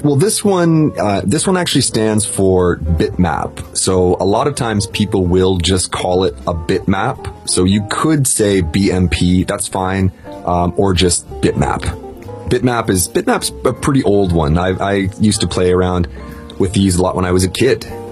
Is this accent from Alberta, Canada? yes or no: no; Toronto, Ontario, Canada; my hometown, Toronto